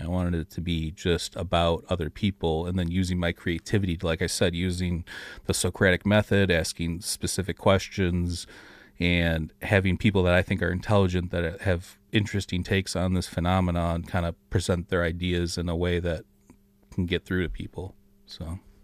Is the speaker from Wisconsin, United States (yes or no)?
no; Detroit, Michigan, United States; We're both from the Detroit area